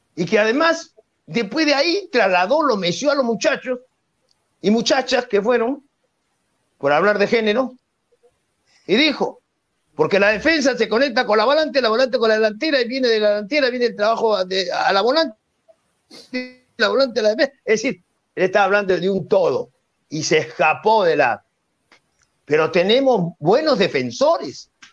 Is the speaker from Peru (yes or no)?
yes; Peru; yo como peruano nunca renegaría, ni taparía, ni escondería la, la bandera peruana